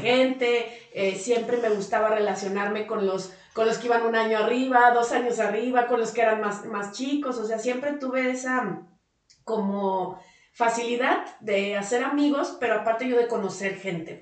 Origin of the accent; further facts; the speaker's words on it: Guadalajara, Jalisco, Mexico; moved away as an adult; now in Aguascalientes, Mexico; tuve una infancia muy bonita eh, donde conocí muchísima gente como te digo pero además pues la viví en Guadalajara